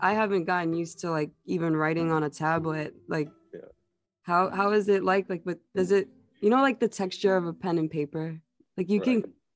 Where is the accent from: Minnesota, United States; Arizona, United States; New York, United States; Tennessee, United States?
New York, United States; I'm from New York